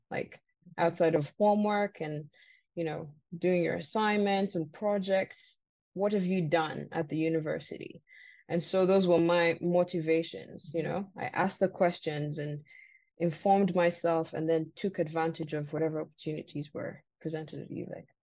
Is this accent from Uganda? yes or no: yes; Uganda; moved away as an adult; also born or lived in Vancouver, Canada / Victoria, Canada; now in Canada; I came on my own from Uganda um, 2016 in um, August